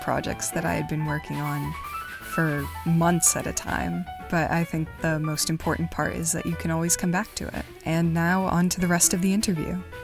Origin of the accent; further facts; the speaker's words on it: Massachusetts, United States; I'm also from Massachusetts